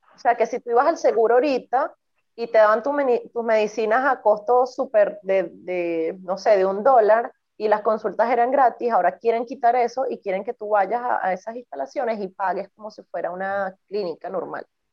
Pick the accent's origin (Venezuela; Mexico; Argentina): Venezuela; moved away; Y nací en Venezuela